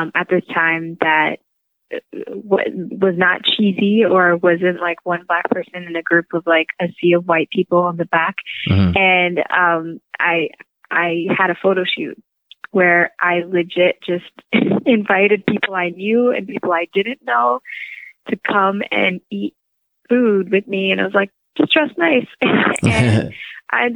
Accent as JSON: {"language": "English", "town": "Windsor", "region": "Ontario", "country": "Canada", "tie": "born or raised there", "said": "I grew up in Windsor, Ontario"}